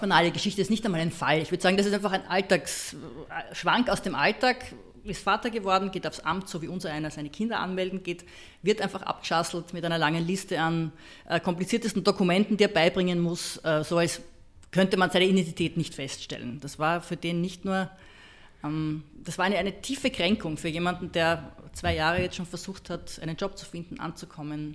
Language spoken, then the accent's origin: German; Austria; als Österreicherin